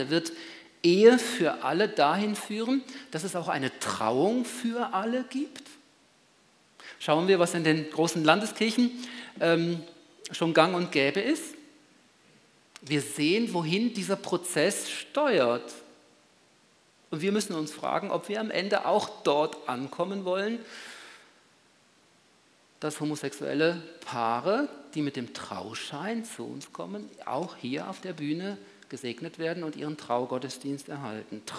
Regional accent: Switzerland; Bei uns in der Schweiz ist es wahrscheinlich ist es eindeutig und dann kommt es auch zur Abstimmung, eben anders als im großen Kanton, unserer Nachbarn.

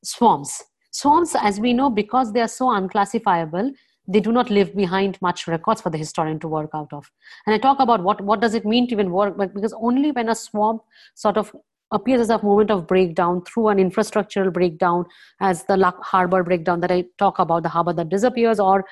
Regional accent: Kolkata, West Bengal, India; the place where I grew up in Calcutta

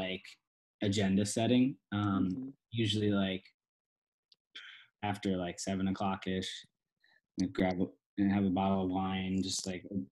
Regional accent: East Coast, United States; now in Los Angeles, United States; we're all from the East Coast, so we'll constantly go back home for like weeks on end

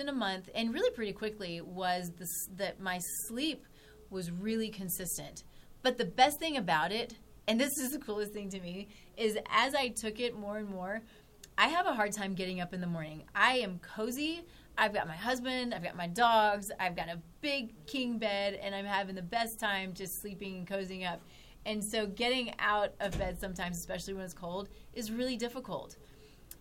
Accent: Texas, United States; moved away; I'm from Texas

